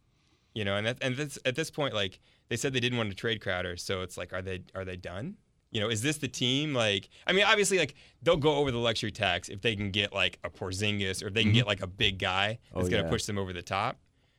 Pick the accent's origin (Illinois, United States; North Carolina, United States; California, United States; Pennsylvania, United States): Illinois, United States; also born or lived in Indiana / Colorado / Missouri; No, I grew up in Illinois.